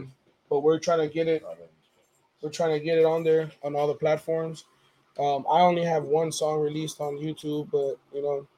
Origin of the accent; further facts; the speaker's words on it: Los Angeles, California, United States; I was born and raised in Watts, Dr. Martin Luther King Hospital.